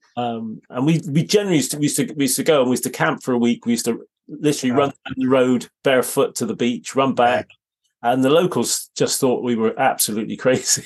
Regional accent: Bristol, South West England, United Kingdom; I grew up in Bristol

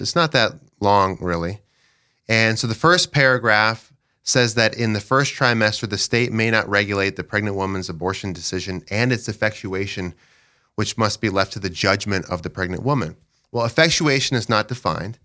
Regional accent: Dell Rapids, South Dakota, United States; I'm from Del Rapids. I live in Del with my wife, Sheila.

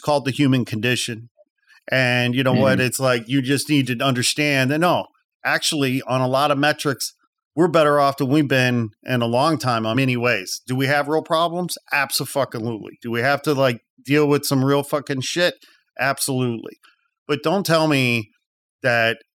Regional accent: outside Chicago, Illinois, United States; I'm a Midwest boy. I grew up outside Chicago

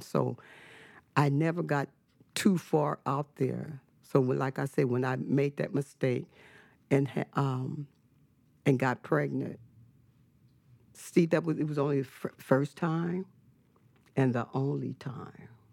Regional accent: Richmond, California, United States; also born or lived in Fresno, California; I was born in Fresno, California, but I was raised in the city of Richmond

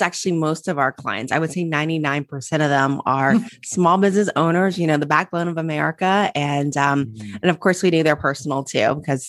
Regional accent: Cincinnati, Ohio, United States; I grew up in Cincinnati, Ohio, go Bucks, okay. Went to Ohio State.

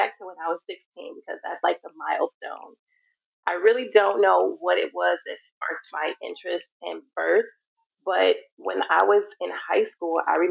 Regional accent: Chicago, Illinois, United States; I am from Chicago, and that's where I currently reside as well.

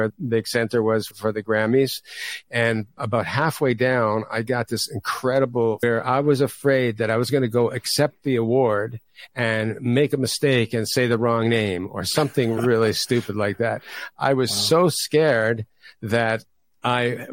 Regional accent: Toronto, Ontario, Canada; moved away; I grew up in Toronto, Canada, originally

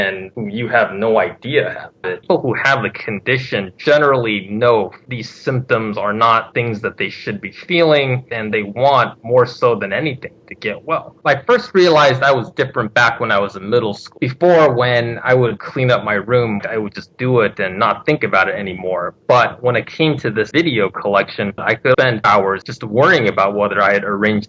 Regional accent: Southern California, United States; I'm from Southern California

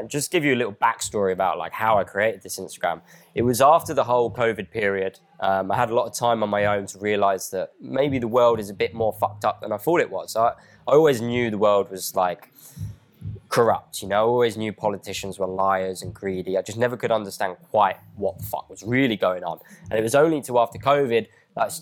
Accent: Crawley, South East England, United Kingdom; where I grew up in Crawley

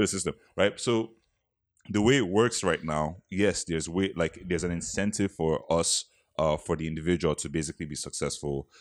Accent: Nigeria; moved away; as a Nigerian

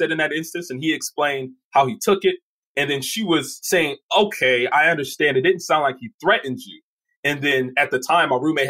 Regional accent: Detroit, Michigan, United States; I knew that I was coming from Detroit.

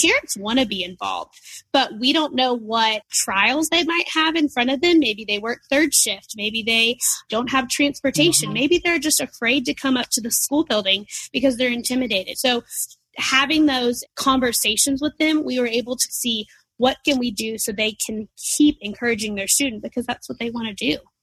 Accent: Nashville, Tennessee, United States; moved away as an adult; now in Chattanooga, United States; I'm from Nashville originally

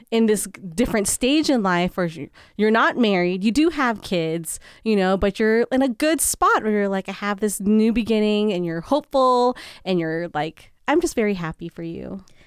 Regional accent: San Francisco, California, United States; first language English; moved away; we grew up in San Francisco

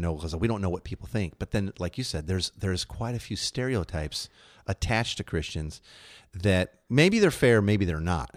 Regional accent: Chicago, Illinois, United States; moved away; When I grew up in Chicago

